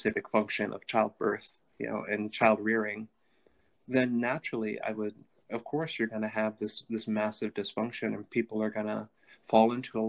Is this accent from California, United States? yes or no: yes; Southern California, United States; where I grew up in Southern California. When I was young, the city that I'm from was like the teen pregnancy capital of North America at that time